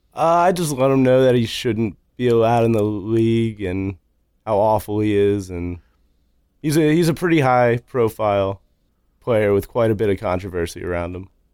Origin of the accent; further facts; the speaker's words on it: Louisville, Kentucky, United States; now in Lancaster, United States; Originally, I am from Louisville, Kentucky, but I moved up here about twelve, thirteen years ago